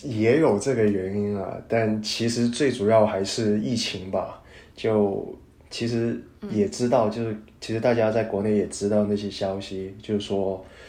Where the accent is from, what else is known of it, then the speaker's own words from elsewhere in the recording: Guangdong, China; first language Cantonese; Chinese is a second language; moved away as an adult; now in Chicago, United States; 我是来自广东，然后的话现在是在美国芝加哥就读信息技术与管理。呃，曾经的话呢，是一位酒店行业的